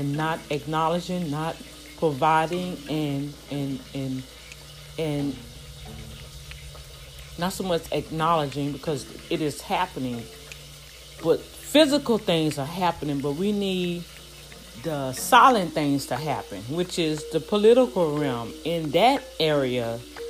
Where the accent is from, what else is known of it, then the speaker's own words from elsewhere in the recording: New Orleans, Louisiana, United States; moved away; my hometown in New Orleans